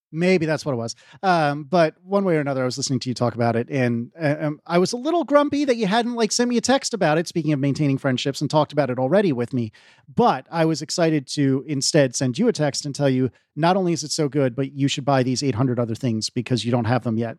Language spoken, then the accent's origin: English; United States; I'm an American, but I am nowhere near that accent.